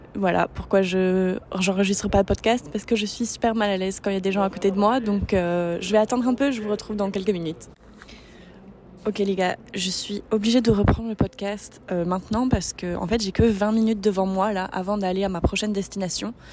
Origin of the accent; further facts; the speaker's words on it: San Francisco, California, United States; moved away; Je suis half American et j'ai grandi à San Francisco